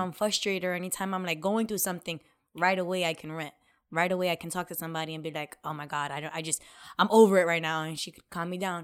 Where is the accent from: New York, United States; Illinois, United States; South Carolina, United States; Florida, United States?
New York, United States; New York City; moved away; also born or lived in South Bronx, New York; We grew up in the complete opposite, the Lower East Side